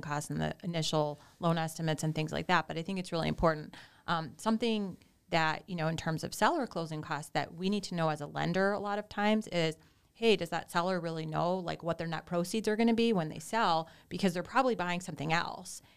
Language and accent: English; suburbs of Chicago, Illinois, United States; moved away as an adult; now in Naples, United States; I'm originally from Illinois. I grew up in the suburbs of Chicago